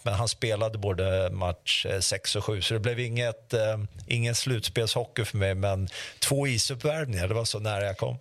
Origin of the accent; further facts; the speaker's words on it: Sweden; jag är ju faktiskt från Sverige